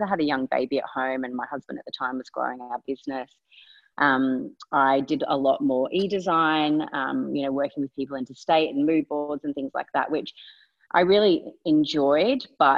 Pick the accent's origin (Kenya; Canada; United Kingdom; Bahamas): United Kingdom; England; born there; I was born in England, I moved back there when I was 18